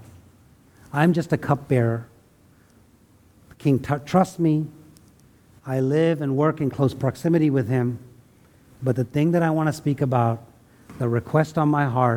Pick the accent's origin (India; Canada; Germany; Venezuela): India; now in United States; I left India. I love India, right? But I'm also American